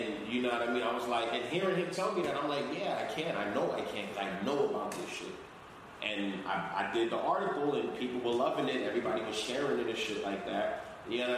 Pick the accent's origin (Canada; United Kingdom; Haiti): Haiti; accent: Caribbean; English is a second language; moved away; I know I don't speak English perfectly. I'm from Haiti